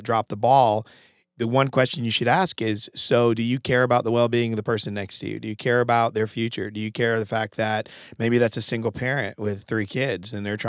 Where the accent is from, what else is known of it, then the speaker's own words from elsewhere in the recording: Connecticut, United States; I'm from Connecticut